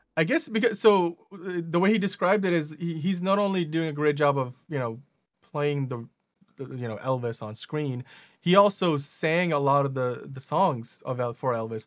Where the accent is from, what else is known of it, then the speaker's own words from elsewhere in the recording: Pakistan; moved away; I was born in Pakistan